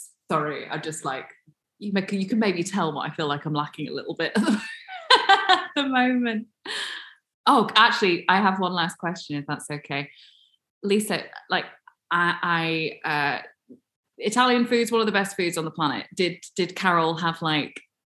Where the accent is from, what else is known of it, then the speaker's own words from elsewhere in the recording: England, United Kingdom; I'm still English after all